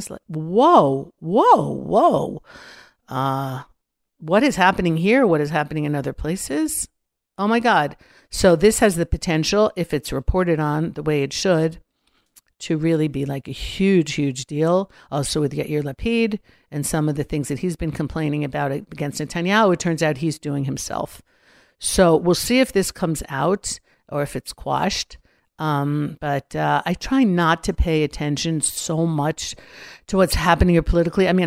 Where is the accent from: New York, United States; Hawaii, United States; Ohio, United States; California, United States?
California, United States; Los Angeles; We came from Los Angeles, especially when they see what's happening in the States, especially Los Angeles.